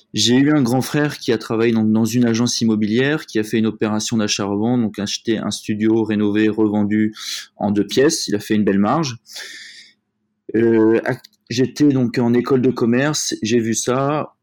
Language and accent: French; south of France, France; also born or lived in Paris / Cannes; Je suis né à Paris, mais je suis parti à l'âge de 7 ans euh, habiter dans le sud de la France. Aujourd'hui, j'habite donc sur Cannes